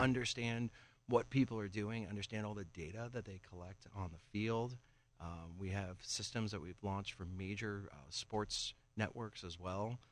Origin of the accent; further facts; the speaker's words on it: Johnstown, Pennsylvania, United States; moved away; also born or lived in Washington, D.C.; I grew up in the Johnstown area